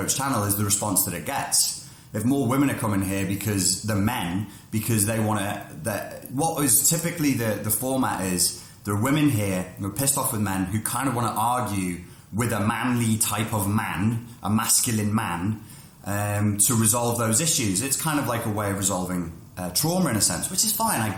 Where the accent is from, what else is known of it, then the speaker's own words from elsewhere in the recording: England, United Kingdom; moved away; I'm British